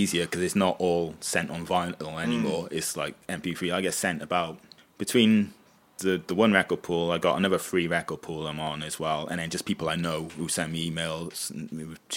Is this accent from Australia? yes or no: no; Wales, United Kingdom; we're from Wales